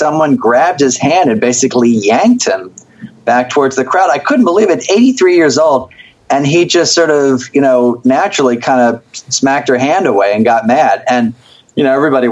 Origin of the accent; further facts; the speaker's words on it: Philadelphia, Pennsylvania, United States; I'm from Philly